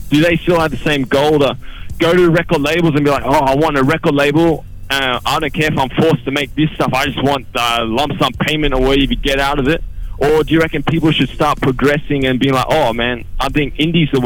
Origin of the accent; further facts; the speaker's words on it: Australia; We're Australian.